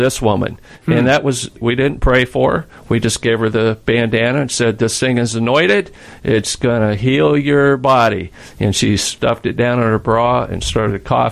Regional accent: Texas, United States; I'm from Texas

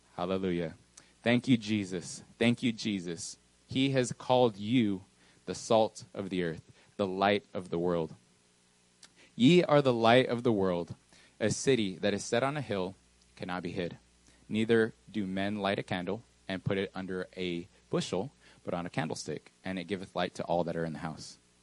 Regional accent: Texas, United States; also born or lived in New Mexico / Mexico; I wasn't originally born in Texas. I was born in New Mexico, moved to Mexico for a little while, probably five or six years. And then I came to this beautiful, I would say, country called Texas

